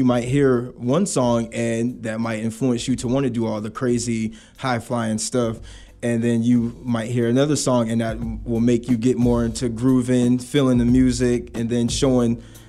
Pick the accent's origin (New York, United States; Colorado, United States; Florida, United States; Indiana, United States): Florida, United States; Navarre; also born or lived in Okinawa, Japan; me being, like I said, this kid from Navarre, Florida, I was, you know, I was born in Okinawa, Japan, but, you know, through the Air Force. But I started dancing when I moved to Florida in 2002.